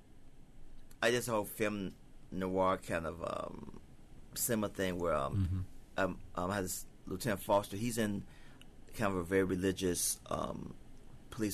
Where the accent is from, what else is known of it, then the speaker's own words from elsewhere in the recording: Cleveland, Ohio, United States; accent: southern; I grew up in Cleveland. I'm a poor boy from the ghetto. I grew up off East 105th